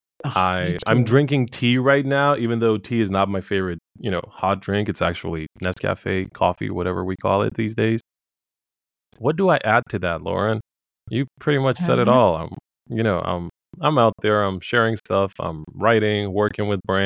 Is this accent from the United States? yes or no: no; Bosnia & Herzegovina; I come from Bosnia